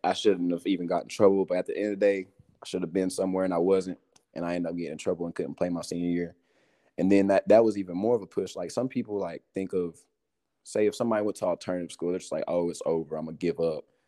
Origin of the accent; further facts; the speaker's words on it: Morristown, Tennessee, United States; I'm from Morristown, Tennessee